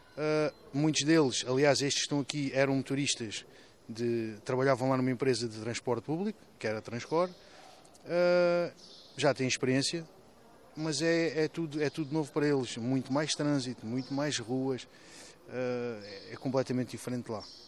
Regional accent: Sarilhos Pequenos, Setúbal, Portugal; eu sou de Sarilhos

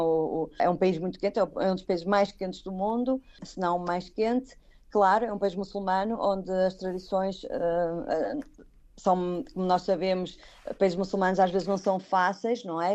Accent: Braga, Norte, Portugal; moved away as an adult; now in Kuwait; eu, como sou de Braga, não tenho mar

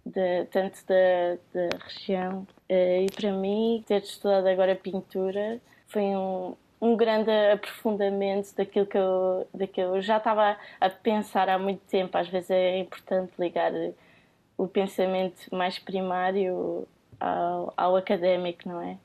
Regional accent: Cascais, Lisbon, Portugal; eu venho do Conselho de Cascais e pronto, esta relação que eu tenho com o mar sempre foi muito próxima

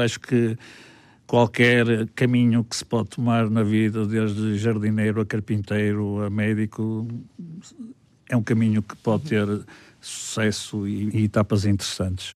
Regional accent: Porto, Norte, Portugal; also born or lived in Vila Real, Trás-os-Montes; Sou do Porto e comecei a minha vida em Trás-os-Montes

